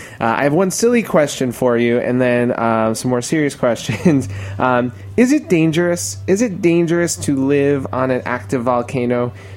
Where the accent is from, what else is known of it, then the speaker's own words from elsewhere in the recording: New York, United States; me as a New Yorker